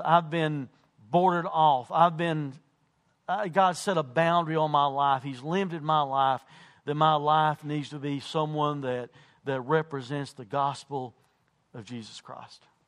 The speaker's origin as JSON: {"language": "English", "country": "United States"}